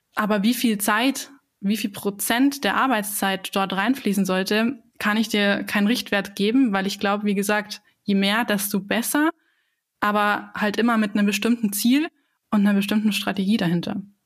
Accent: Bavaria, Germany; ich komme ja aus, aus Bayern

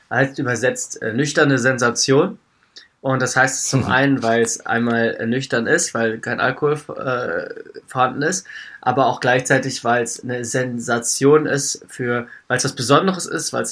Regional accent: Wiesbaden, Hesse, Germany; ich bin aus Hessen ursprünglich, also Wiesbadener Raum, da komme ich her.

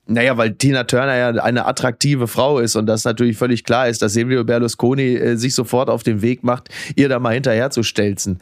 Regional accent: Germany; als Deutscher im Ausland

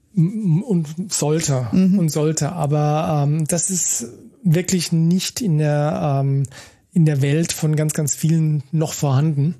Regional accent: Germany; hier bei uns in Deutschland

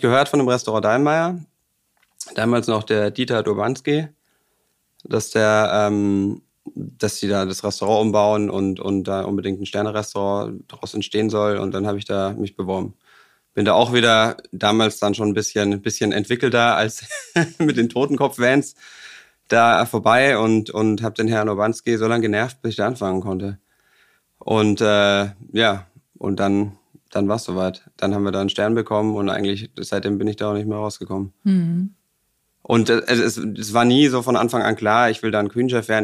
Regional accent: Bavaria, Germany; moved away as an adult; now in Hamburg, Germany; ich komme aus Bayern

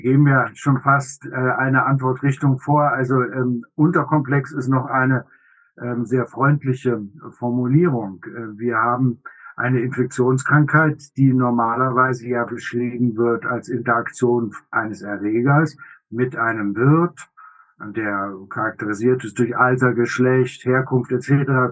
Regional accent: Germany; bei uns in Deutschland

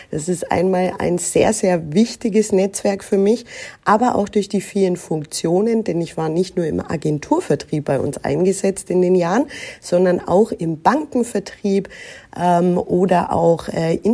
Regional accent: Nuremberg, Bavaria, Germany; Ich bin aber hier im Frankenland in Nürnberg geboren, aufgewachsen, zur Schule gegangen, habe hier auch größtenteils studiert

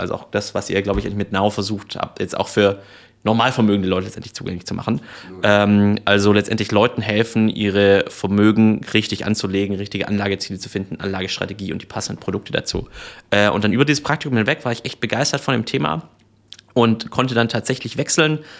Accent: Swabia, Germany; also born or lived in Reutlingen / United States; ich bin gebürtiger Schwabe

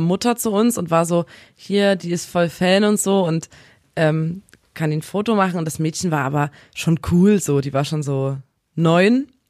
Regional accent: Chemnitz, Saxony, Germany; kommen wir aus Chemnitz

